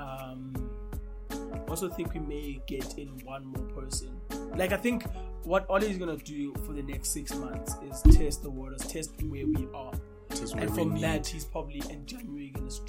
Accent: South Africa

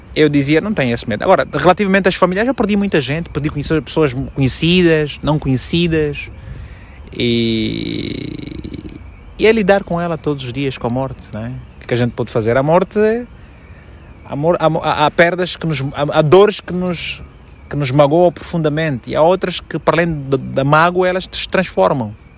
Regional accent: Malanje, Angola; moved away as an adult; also born or lived in Luanda, Angola; now in Portugal; eu só saí de Malange em 2002.

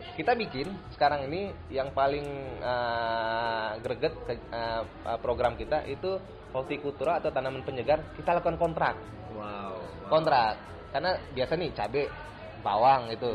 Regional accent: West Sumatra, Indonesia; Saya berasal dari Sumatera Barat.

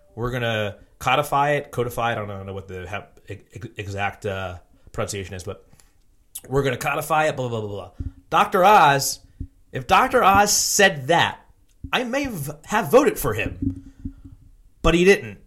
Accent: Philadelphia suburbs, Pennsylvania, United States; I'm from the Philly burbs.

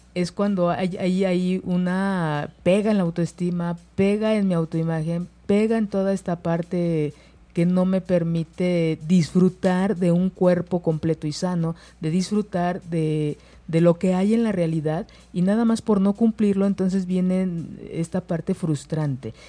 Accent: Mexico; como mexicanos

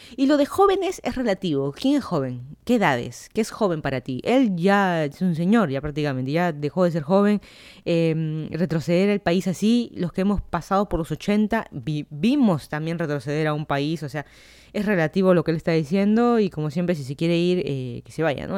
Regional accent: Lima, Peru; moved away as an adult; also born or lived in Miami, United States; now in Fairfax County, Virginia, United States; yo soy de Lima, Perú.

